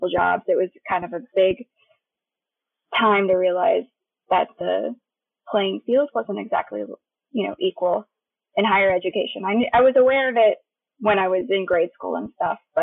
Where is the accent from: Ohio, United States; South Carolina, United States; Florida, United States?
Florida, United States; Tallahassee; moved away as an adult; now in Jacksonville, United States; I've lived here my whole life, but I was originally from Tallahassee, and now I'm living in Jacksonville